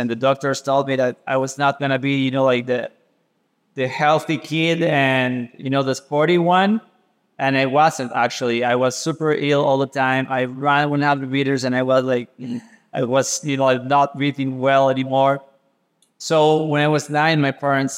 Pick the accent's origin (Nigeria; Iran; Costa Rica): Costa Rica; Caribbean coast, Limón; I grew up in the Caribbean coast, Costa Rica